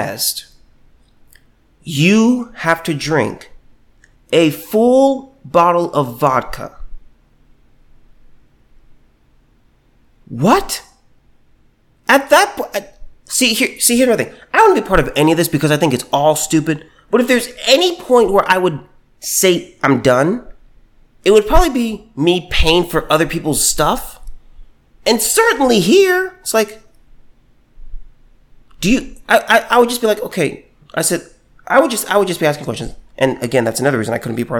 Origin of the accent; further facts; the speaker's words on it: United States; I was born here in America.